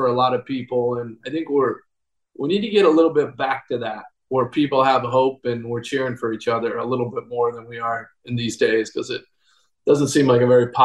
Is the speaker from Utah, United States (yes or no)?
yes; Provo, Utah, United States; also born or lived in Eugene, Oregon / Seoul, Korea; I was born in Eugene, Oregon, and I grew up in Provo, Utah